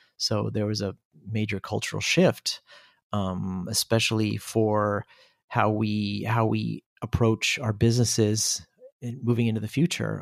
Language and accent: English; Seattle, Washington, United States; moved away as an adult; now in Germany; I'm originally from Seattle, Washington, USA